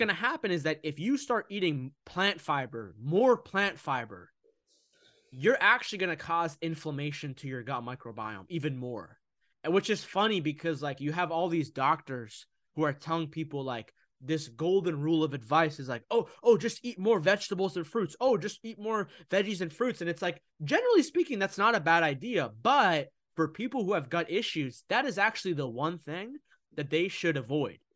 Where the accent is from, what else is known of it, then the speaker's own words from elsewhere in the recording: United States; I'm originally from Egypt. I was born here in America, but I'm Egyptian.